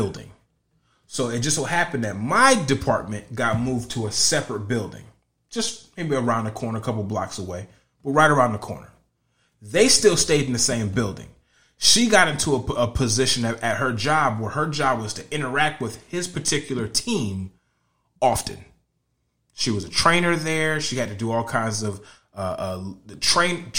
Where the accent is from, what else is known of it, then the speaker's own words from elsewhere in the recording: Connecticut, United States; now in Florida, United States; I'm from Connecticut. I'm still from the same kind of area. So we all talk the same language